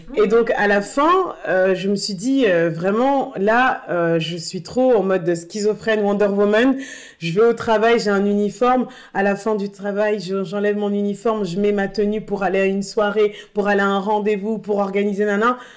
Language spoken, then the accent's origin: French; Tourcoing, Hauts-de-France, France; moved away as an adult; also born or lived in Bordeaux; now in Paris, France; je suis née à Bordeaux, ensuite j'ai vécu à Tourcoing